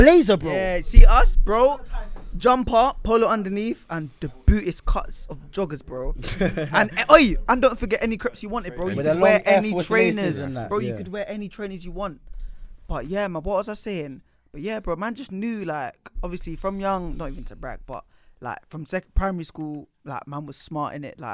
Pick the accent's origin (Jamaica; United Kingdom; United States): United Kingdom; London; I was born and raised in Islington